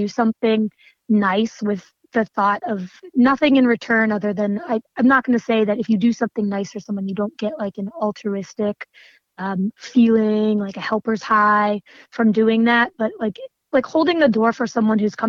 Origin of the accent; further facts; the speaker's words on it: Erie, Pennsylvania, United States; moved away as an adult; also born or lived in Pittsburgh, Pennsylvania; now in Virginia, United States; I grew up outside of Erie, Pennsylvania.